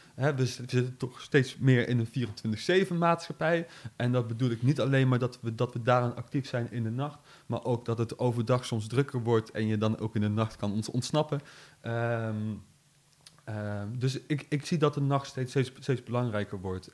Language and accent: Dutch; Nijmegen, Gelderland, Netherlands; Ik ben geboren in Nijmegen, getogen in Nijmegen, gebleven in Nijmegen.